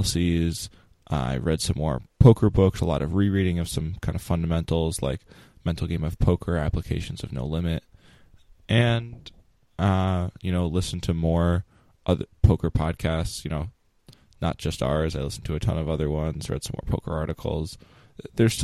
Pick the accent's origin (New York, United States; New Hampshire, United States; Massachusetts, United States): New York, United States; I'm not from New York City, but I'm from New York State